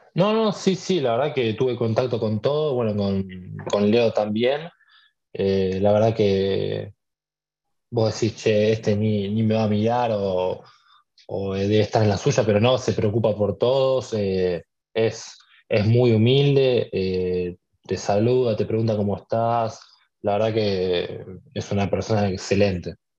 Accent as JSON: {"language": "Spanish", "town": "San Isidro", "region": "Buenos Aires Province", "country": "Argentina", "tie": "born or raised there", "said": "yo nací el 5 de marzo de, de 2004 nací acá en, San Isidro, viví toda, mi vida acá"}